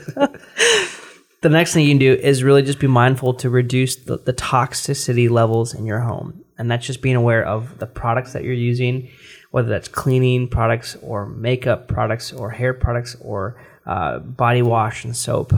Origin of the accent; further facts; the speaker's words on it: United States; We're American